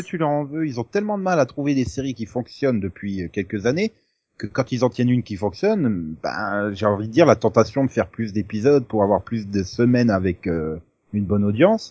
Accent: France; on est français

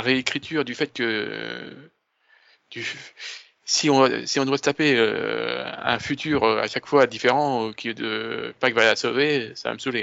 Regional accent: France; je suis français

